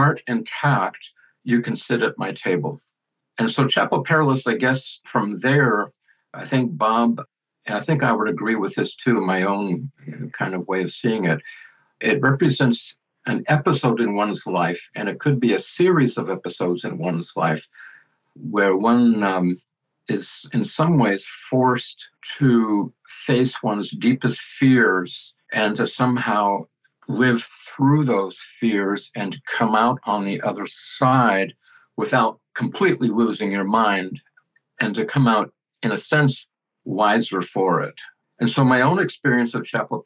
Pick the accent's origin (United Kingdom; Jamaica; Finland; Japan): Finland; Helsinki, Uusimaa; I was born in Helsinki, Finland, about 69 years ago.